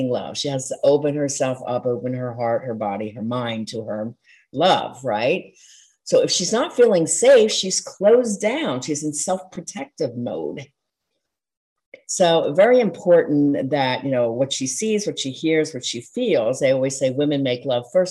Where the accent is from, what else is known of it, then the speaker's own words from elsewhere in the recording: outside of Philadelphia, Pennsylvania, United States; I grew up outside of Philadelphia and we're very impassioned